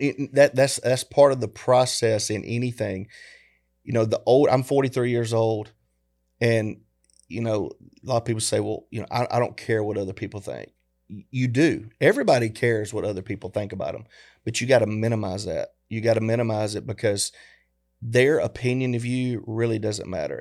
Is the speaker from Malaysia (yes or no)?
no; the South, United States; we grew up in the South